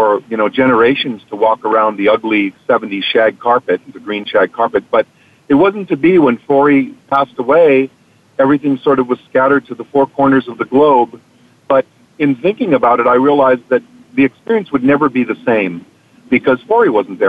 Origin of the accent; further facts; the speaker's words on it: Hawaii, United States; I'm from Hawaii, and, you know, in Hawaii we have Ohana, which you probably, you know, I learned growing up